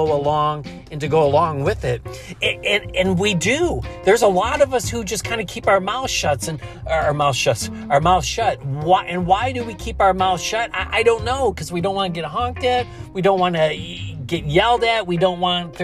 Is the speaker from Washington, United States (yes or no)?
no; Buffalo, New York, United States; the Buffalo Bills, my hometown